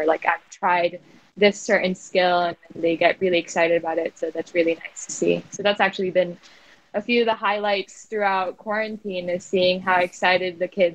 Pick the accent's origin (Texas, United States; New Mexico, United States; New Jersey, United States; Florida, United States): Florida, United States; South; also born or lived in Makati, Philippines; now in Philippines; I grew up in South Florida